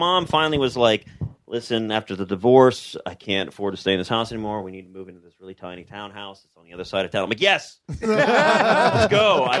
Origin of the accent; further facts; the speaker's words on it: South Florida, United States; I grew up in South Florida.